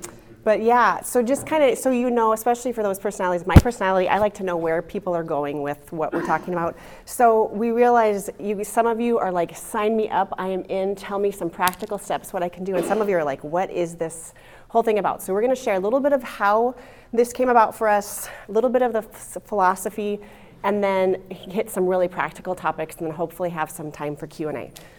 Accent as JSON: {"language": "English", "region": "Montana", "country": "United States", "moved": "yes", "said": "So. I'm from Montana."}